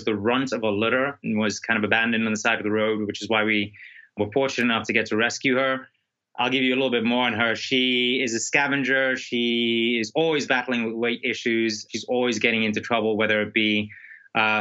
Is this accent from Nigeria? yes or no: no; South Africa; I'm from South Africa